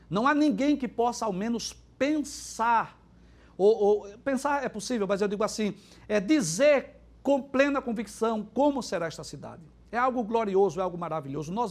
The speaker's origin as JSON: {"language": "Portuguese", "town": "Recife", "region": "Pernambuco", "country": "Brazil", "said": "Eu, por exemplo, sou recifense e, moro aqui e na, e na, região metropolitana há 50 anos já."}